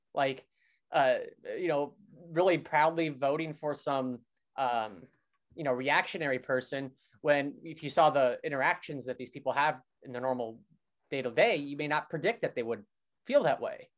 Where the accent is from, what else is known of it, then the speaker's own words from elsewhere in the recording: Brainard, Nebraska, United States; moved away as an adult; now in Brooklyn, United States; I'm from this small town in Nebraska where people tend to be conservative